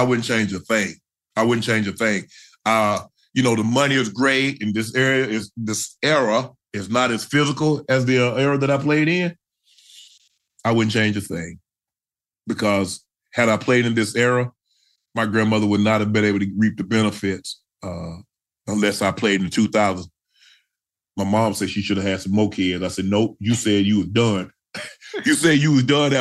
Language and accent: English; Georgia, United States; I'm from Georgia